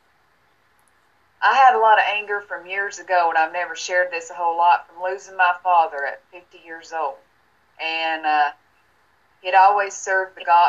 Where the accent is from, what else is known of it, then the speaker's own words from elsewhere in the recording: Tennessee, United States; moved away as an adult; now in Florida, United States; I moved from my hometown in Tennessee and moved here to Florida.